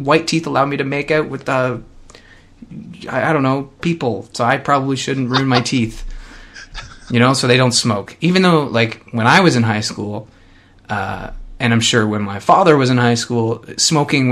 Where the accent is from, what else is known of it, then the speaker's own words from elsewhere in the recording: Canada; being Canadian